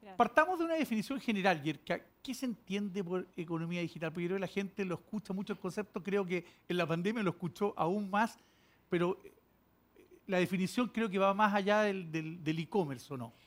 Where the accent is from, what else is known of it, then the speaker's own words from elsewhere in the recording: Chile; como chilenos